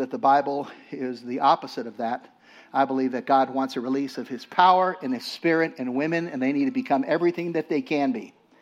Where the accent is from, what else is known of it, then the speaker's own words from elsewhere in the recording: Los Angeles, California, United States; I grew up in Los Angeles